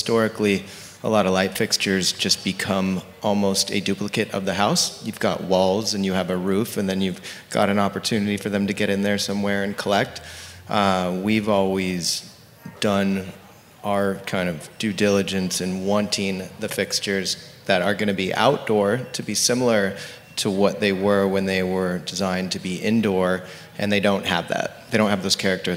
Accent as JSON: {"language": "English", "town": "Laguna Beach", "region": "California", "country": "United States", "tie": "born or raised there", "said": "Two of my best friends who I grew up with in Laguna Beach, we grew up loving to design and build things"}